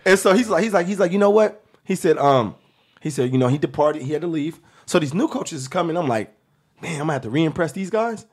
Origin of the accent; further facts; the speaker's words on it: Seattle, Washington, United States; I'm from Seattle, Washington